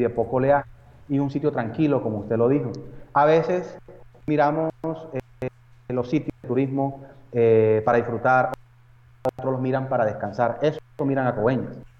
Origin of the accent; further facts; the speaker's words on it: Montería, Córdoba, Colombia; yo soy natural de Córdoba, que es el departamento, la ciudad de Montería